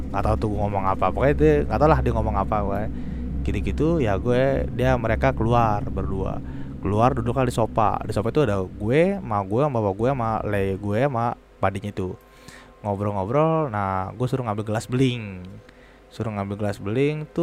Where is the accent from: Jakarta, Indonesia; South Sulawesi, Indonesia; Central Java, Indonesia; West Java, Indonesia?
Central Java, Indonesia; daerah gua Jawa Tengah akhirnya pulang kampung ke daerah gua ya kan